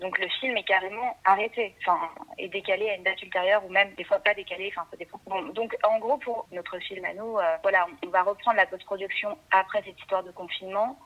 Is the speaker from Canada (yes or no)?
no; Brussels, Brussels-Capital Region, Belgium; now in Paris, France; je suis belge, en fait. Moi, je suis née à Bruxelles